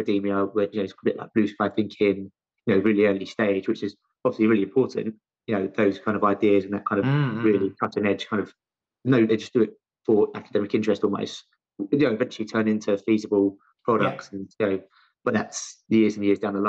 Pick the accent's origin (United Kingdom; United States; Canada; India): United Kingdom; London; also born or lived in Loughborough; originally from my accent, you can tell I'm from London, specifically South London